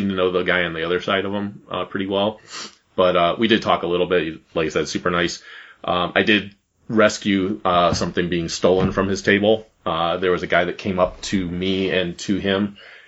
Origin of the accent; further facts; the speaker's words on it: Cleveland, Ohio, United States; it being my hometown